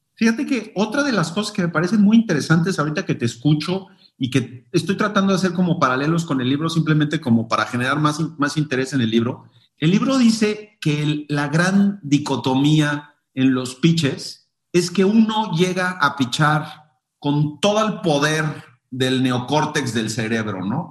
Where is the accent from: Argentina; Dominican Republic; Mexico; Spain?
Mexico; nuestra cultura como mexicanos